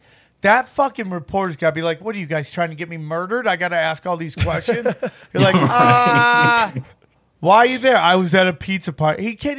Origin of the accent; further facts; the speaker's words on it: Syracuse, New York, United States; I'm from Syracuse area.